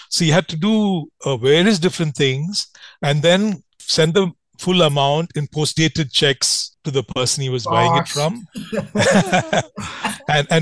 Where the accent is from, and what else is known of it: India